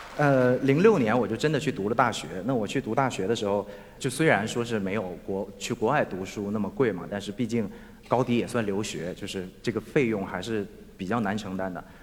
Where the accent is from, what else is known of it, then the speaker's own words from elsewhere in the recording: Shenyang, Liaoning, China; 我们家乡的工业正在急速衰落